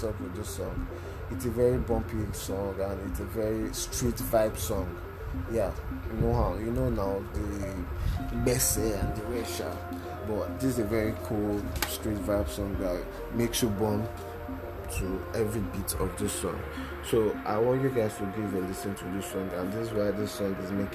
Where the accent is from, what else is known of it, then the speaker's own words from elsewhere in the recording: Lagos, Nigeria; I'm not a Yoruba guy, but I stay in Lagos. I was born in Lagos